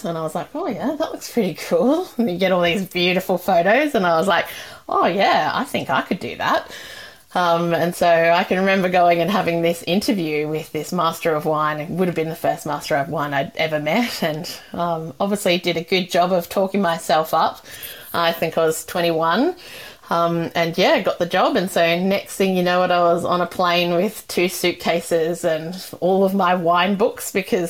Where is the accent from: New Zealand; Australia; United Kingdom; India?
Australia; New South Wales; And I come from the Sutherland Shire, so it was my first time kind of working in a fancy restaurant.